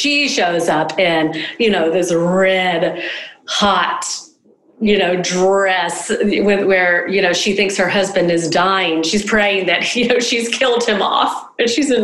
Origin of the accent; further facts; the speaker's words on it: the South, United States; I was brought up in the South